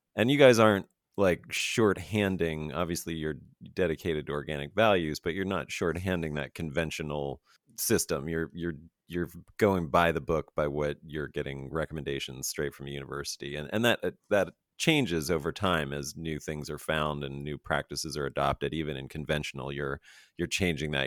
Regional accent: Fayetteville, Pennsylvania, United States; moved away; also born or lived in Chambersburg, Pennsylvania; I'm actually from Pennsylvania, born and raised

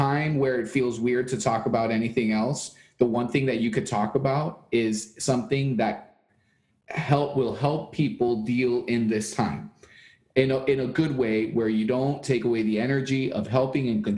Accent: Chile; moved away; I'm not even from Cuba. I'm from Chile

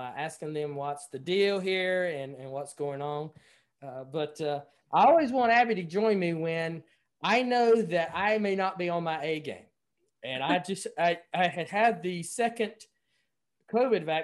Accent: North Carolina, United States; North Carolina, my home state

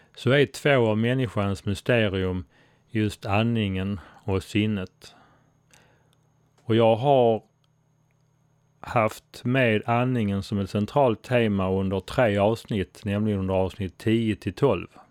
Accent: Sweden; Jag är svensk

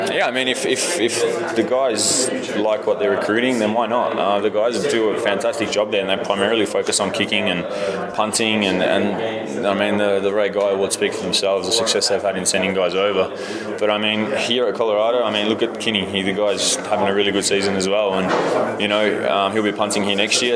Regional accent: Melbourne, Victoria, Australia; moved away as an adult; now in Boulder, United States; away from Melbourne, away from home

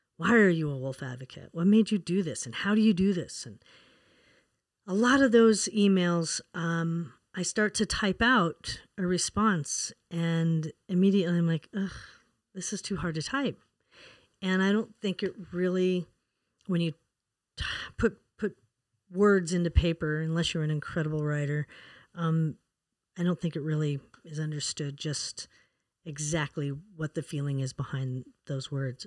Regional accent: Wyoming, United States; moved away; also born or lived in Colorado; I was born and raised in Wyoming

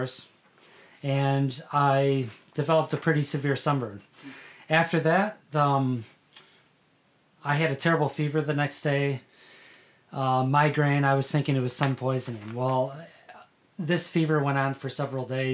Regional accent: Chicago, Illinois, United States; moved away as an adult; also born or lived in South Carolina; now in New Jersey, United States; I'm from Chicago, Illinois, originally. My parents grew up there. I was born in the city. They moved to the suburbs shortly after

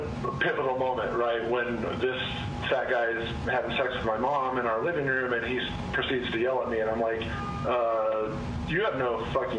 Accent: Montana, United States; born there; Yeah, so my social security number says I was born in Montana.

